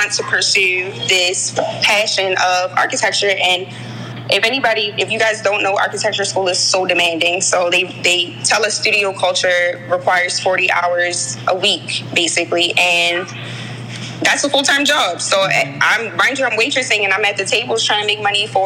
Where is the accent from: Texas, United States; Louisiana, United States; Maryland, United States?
Maryland, United States; Baltimore; I grew up in Baltimore. I was born at Johns Hopkins. I grew up in West Baltimore, right across the street from Mondawmin Mall